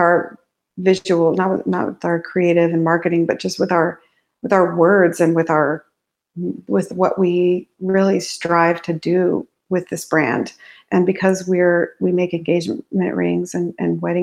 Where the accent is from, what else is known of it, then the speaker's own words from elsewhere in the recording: New Mexico, United States; also born or lived in Navajo Nation; I grew up in New Mexico. And in my early life, I lived in the Navajo Nation